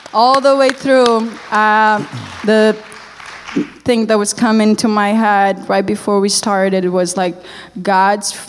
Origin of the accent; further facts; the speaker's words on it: Brazil; English is a second language; moved away as an adult; also born or lived in Canada; I wasn't like some people in Brazil.